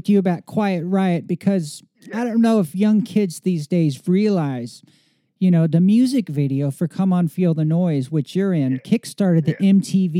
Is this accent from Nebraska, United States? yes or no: no; Oklahoma, United States; I'm from Oklahoma.